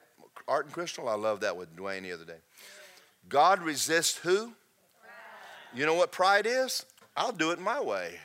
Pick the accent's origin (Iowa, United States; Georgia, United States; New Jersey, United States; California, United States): Georgia, United States; now in Florida, United States; I'm from Georgia